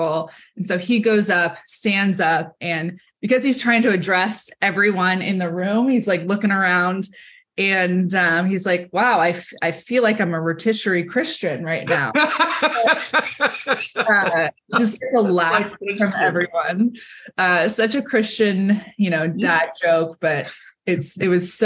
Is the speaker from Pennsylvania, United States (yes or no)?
no; California, United States; I grew up in California to a family